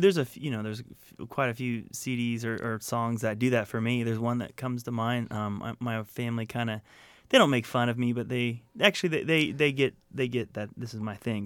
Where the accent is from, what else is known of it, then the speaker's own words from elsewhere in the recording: Florida, United States; moved away as an adult; also born or lived in Atlanta, Georgia / Connecticut / Santa Monica, California; I grew up in Florida. I was born in Atlanta, Georgia. We moved to, uh, Connecticut for a tiny bit, but grew up in Florida